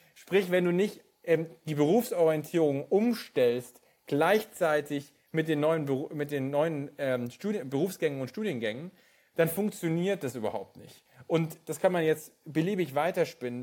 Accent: Bavaria, Germany; dort, wo ich geboren bin, in äh, Bayern

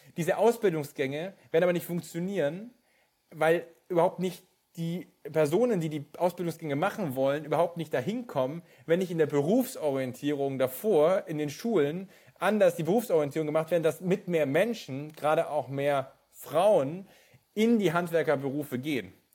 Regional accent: Bavaria, Germany; dort, wo ich geboren bin, in äh, Bayern

